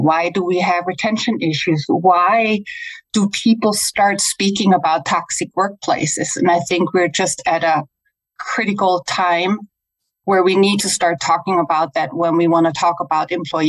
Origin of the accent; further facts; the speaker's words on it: Germany; English is a second language; now in United States; I'm originally from Germany. That's why I have a little funky accent, but I've been living in the US for a long time